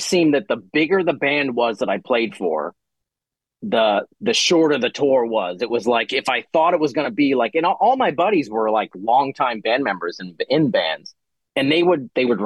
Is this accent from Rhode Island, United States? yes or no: yes; Rhode Island, United States; moved away; I grew up in Rhode Island